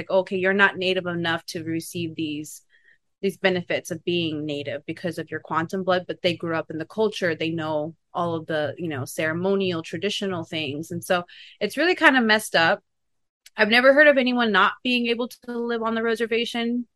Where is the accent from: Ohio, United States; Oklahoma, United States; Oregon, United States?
Oklahoma, United States; also born or lived in Kansas City / Kansas; now in Los Angeles, United States; That's where I grew up. That's where I was born. I grew up in Oklahoma